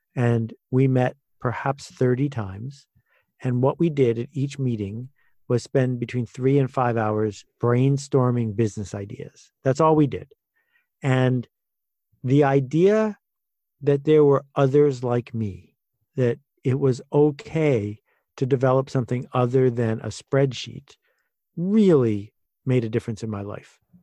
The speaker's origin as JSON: {"language": "English", "town": "Buffalo", "region": "New York", "country": "United States", "tie": "born or raised there", "said": "I grew up in a town called Buffalo, which people think is near New York, but it's actually near Chicago, at least culturally"}